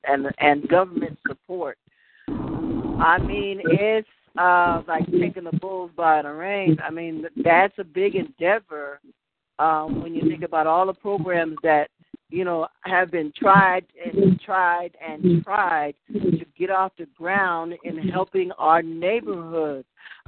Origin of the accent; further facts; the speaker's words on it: New York, United States; I'm from the East Coast, I'm from New York